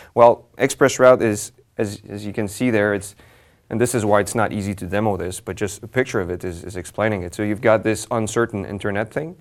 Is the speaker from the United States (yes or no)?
no; Montreal, Quebec, Canada; I'm from Montreal